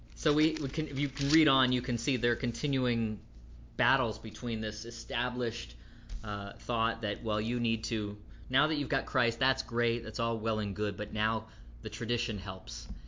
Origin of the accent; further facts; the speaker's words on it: Florida, United States; growing up in Florida